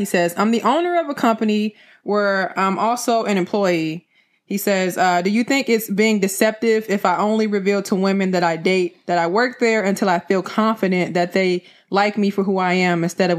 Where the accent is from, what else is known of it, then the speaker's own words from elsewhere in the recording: Detroit, Michigan, United States; I'm from Detroit.